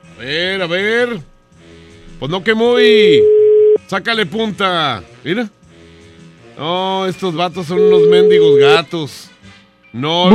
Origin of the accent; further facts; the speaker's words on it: Mexico; como mexicanos